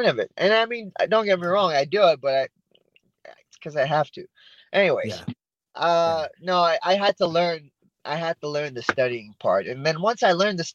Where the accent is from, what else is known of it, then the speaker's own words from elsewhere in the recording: Yorba Linda, California, United States; also born or lived in Iran; now in Placentia, United States; I pretty much lived in Yorba Linda ever since, so about 20 years in Yorba Linda